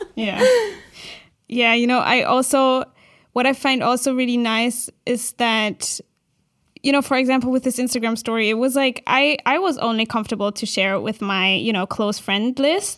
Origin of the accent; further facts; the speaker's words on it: Berlin, Germany; I'm from Berlin